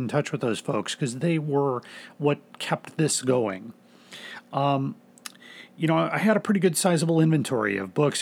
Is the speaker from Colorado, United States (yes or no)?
no; near Des Plaines, Illinois, United States; I grew up very close to Des Plaines, Illinois